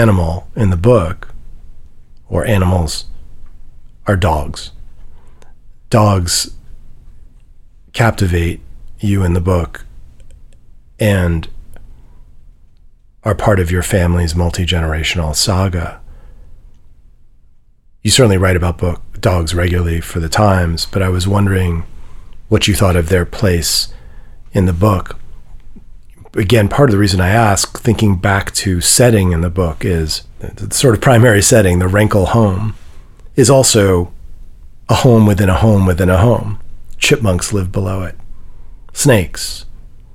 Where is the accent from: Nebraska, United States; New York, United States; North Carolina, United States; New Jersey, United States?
New York, United States; New York City; also born or lived in Midwest / West Coast; now in Nashville, United States; I grew up in Manhattan